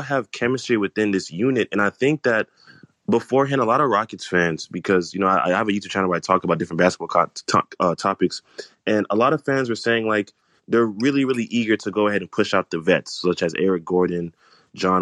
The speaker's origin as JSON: {"language": "English", "country": "Nigeria", "said": "I'm Nigerian as well."}